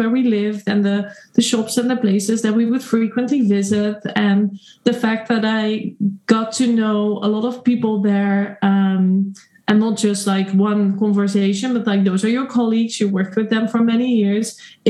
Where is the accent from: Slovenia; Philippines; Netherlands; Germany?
Netherlands; moved away as an adult; also born or lived in Shanghai, China; I'm a woman from the Netherlands? I'm now living in a town which is actually very close to the town that I was born in.